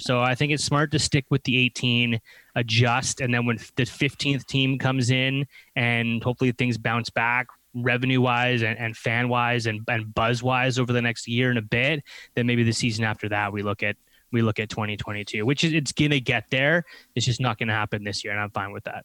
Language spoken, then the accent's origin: English; Canada; we are Canadian